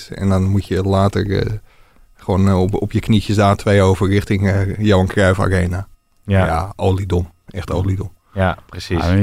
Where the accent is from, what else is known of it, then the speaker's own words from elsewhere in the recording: Utrecht, Netherlands; Alleen ja, Ajax natuurlijk, dat kan je als Utrechter kan je niet naartoe gaan eigenlijk, hè.